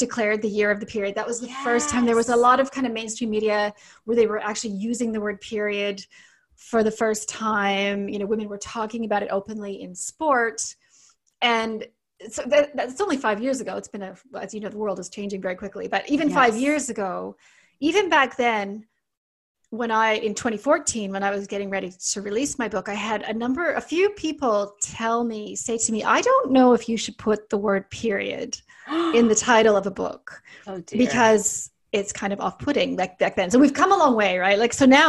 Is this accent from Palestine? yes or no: no; Canada; accent: Canadian; also born or lived in Sydney, Australia; now in New Zealand; I'm Canadian, as you can probably hear from my accent, but I live in New Zealand, and I spent nearly 20 years practicing in Sydney, Australia